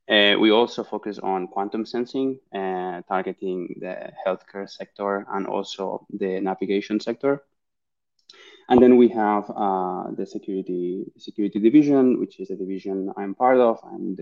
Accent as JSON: {"language": "English", "town": "Barcelona", "region": "Catalonia", "country": "Spain", "said": "I'm originally from Barcelona in Spain"}